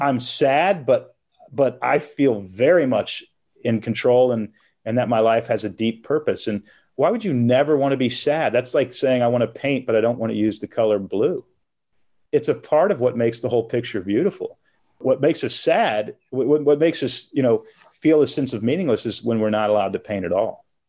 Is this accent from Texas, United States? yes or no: yes; Texas, United States; moved away as an adult; also born or lived in Portland, Oregon; now in Nashville, United States; I grew up in Texas, moved to Portland, Oregon when I was 21.